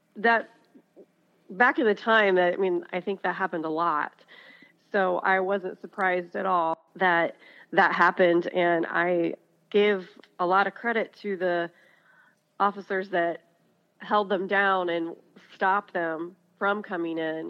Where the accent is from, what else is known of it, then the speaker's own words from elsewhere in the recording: Kenton, Ohio, United States; now in Upper Sandusky, United States; I grew up in the Kenton area